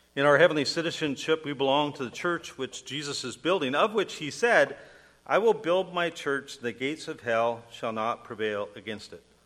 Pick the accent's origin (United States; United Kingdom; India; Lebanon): United States; I'm an American citizen